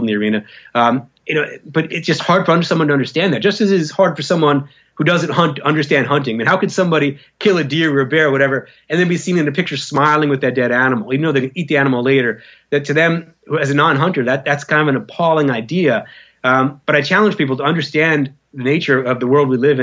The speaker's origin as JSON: {"language": "English", "country": "United States", "tie": "born or raised there", "said": "an American who grew up in the American culture"}